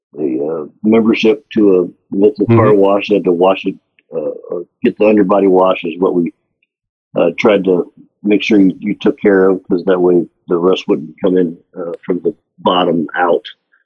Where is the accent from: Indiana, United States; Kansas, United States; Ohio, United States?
Indiana, United States; now in Tulsa, United States; I am from Indiana, and so I grew up with salt all over the roads there.